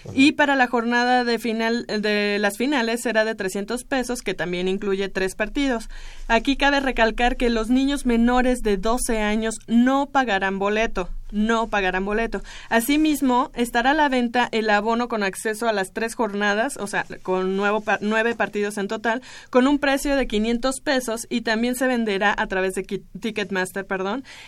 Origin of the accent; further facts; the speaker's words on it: Mexico; nos ponemos como mexicanos